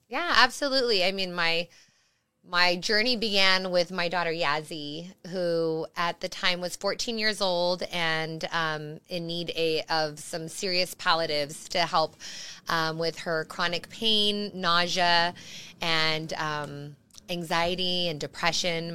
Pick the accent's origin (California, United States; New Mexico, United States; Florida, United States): New Mexico, United States; Las Cruces; moved away; also born or lived in Arizona; my home state, uh, original home state of New Mexico, Las Cruces, is, is my, my hometown